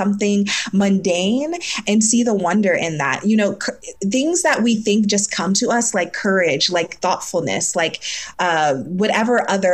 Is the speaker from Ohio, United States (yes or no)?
yes; Ohio, United States; now in New York City, United States; I'm from Ohio originally. I'm from the Midwest.